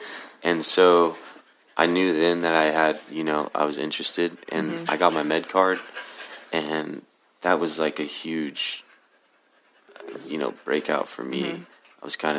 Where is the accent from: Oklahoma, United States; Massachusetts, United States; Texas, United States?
Oklahoma, United States; Oklahoma City; moved away as an adult; also born or lived in Colorado; I was born and raised in Oklahoma City.